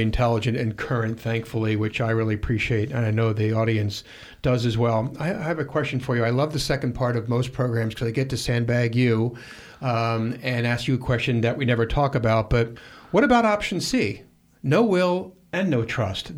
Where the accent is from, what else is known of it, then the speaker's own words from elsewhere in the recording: Pennsylvania, United States; moved away; All the way back in Pennsylvania